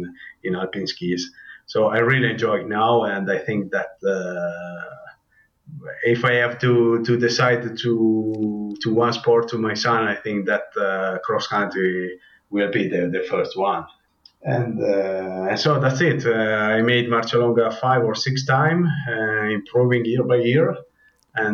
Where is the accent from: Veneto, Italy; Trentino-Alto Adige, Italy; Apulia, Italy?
Trentino-Alto Adige, Italy; Predazzo; English is a second language; I'm living in Predazzo, and I'm from Predazzo.